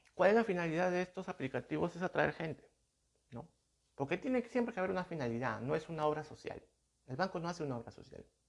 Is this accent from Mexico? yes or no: no; Peru; aquí en mi país, en mi país son soles